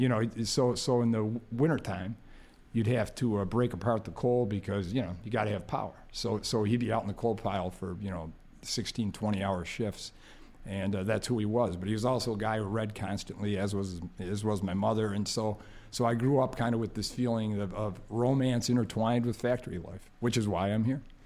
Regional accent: Dunkirk, New York, United States; I'm originally from Dunkirk. It's a little industrial city

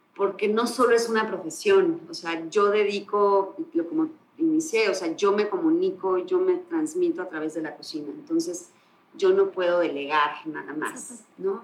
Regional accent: Mexico; Soy mexicana, crecí en México

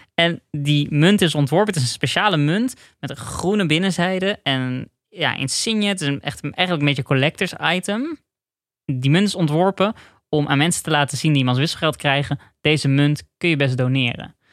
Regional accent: Netherlands; Als Nederlander

